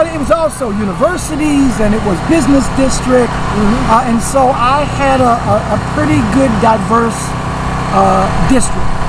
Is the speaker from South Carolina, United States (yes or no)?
yes; South Carolina, United States; also born or lived in Kansas / Atlanta, Georgia; now in St. Louis, United States; I'm a yes, South Carolina boy. I wasn't born and raised in Kansas. That's a long way from home.